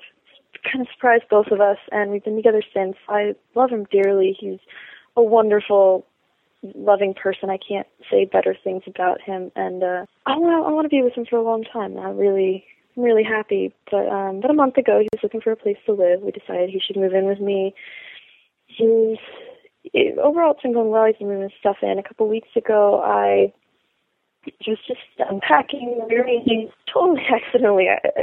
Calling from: Portland, United States; Hi, Dan. I'm … from Portland.

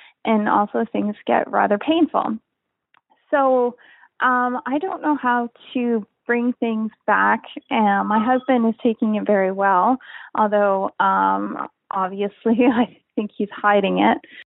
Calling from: Canada; I'm calling from Canada.

